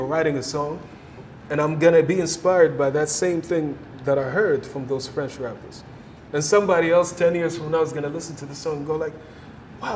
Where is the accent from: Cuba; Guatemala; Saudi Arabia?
Saudi Arabia; I'm all the way from home in Saudi